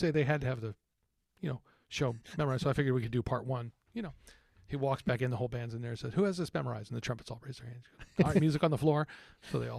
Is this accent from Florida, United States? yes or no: no; Texas, United States; moved away; growing up in Texas